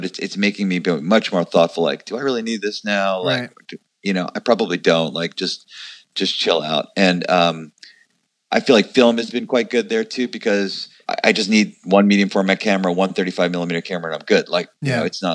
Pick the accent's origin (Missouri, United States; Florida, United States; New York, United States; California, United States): New York, United States; Long Island; I grew up in New York. I'm from Long Island originally.